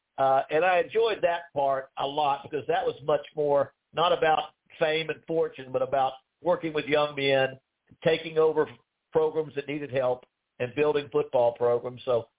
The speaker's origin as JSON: {"language": "English", "town": "Morgantown", "region": "West Virginia", "country": "United States", "tie": "born or raised there", "also_born_or_lived": "Douglas, Georgia", "said": "by the time I was in fifth grade, we moved to Morgantown."}